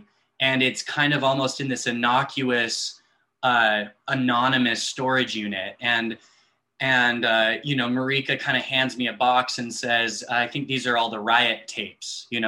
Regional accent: Los Angeles, California, United States; my hometown, which is Los Angeles.

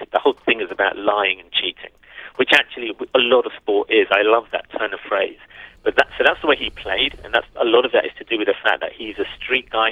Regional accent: London, United Kingdom; I'm a North Londoner. I lived in and around Camden for about 10 years of my life. And so the story felt like a, a film about my hometown

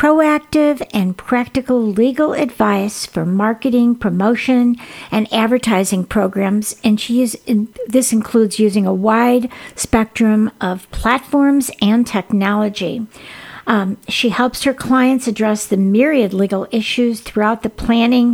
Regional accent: Chicago, Illinois, United States; I grew up in the Chicago area

